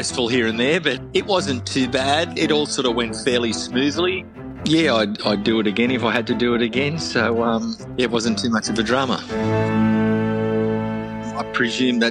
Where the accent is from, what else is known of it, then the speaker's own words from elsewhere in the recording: Sydney, New South Wales, Australia; moved away as an adult; now in Brisbane, Australia; Born and bred in Sydney, and I've moved up to Brisbane.